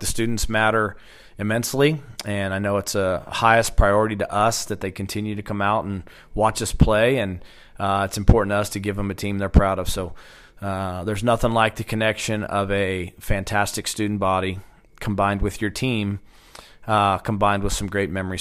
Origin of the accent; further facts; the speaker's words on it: Stillwater, Oklahoma, United States; also born or lived in Phoenix, Arizona; born in Phoenix, Arizona, and then I was raised right here in Stillwater